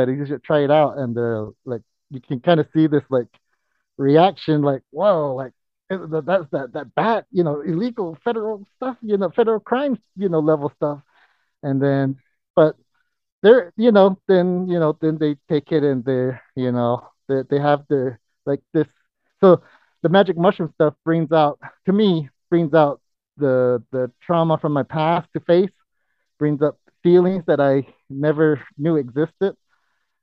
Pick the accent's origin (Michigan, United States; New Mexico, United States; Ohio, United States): New Mexico, United States; Zuni reservation; I was born and raised on the Zuni reservation because my father's Zuni and my mom's Navajo